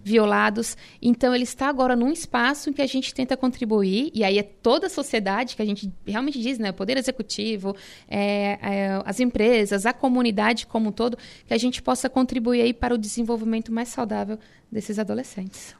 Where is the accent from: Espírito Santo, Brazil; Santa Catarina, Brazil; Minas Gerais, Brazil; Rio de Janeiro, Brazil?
Santa Catarina, Brazil; Tubarão; Eu sou de Tubarão